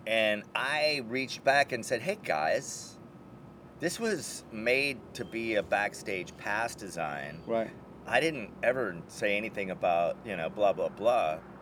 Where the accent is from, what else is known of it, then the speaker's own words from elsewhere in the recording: Minneapolis, Minnesota, United States; now in Los Angeles, United States; Minneapolis, my hometown